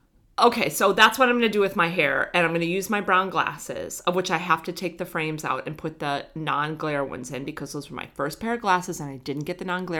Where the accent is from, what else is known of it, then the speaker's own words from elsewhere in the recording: Middle America, Midwest, United States; I'm from Middle America